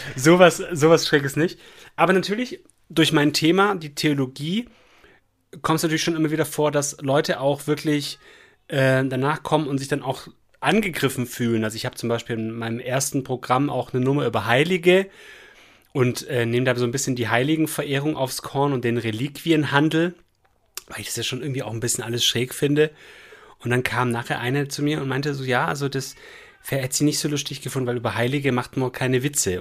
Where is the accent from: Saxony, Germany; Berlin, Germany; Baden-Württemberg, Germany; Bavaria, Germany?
Baden-Württemberg, Germany; Esslingen am Neckar; now in Remseck, Germany; Eigentlich aus Esslingen am Neckar